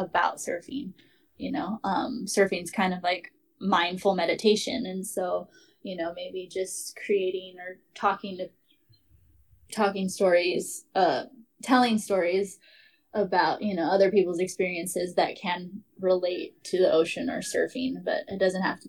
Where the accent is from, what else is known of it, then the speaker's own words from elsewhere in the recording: Hawaii, United States; being Hawaiian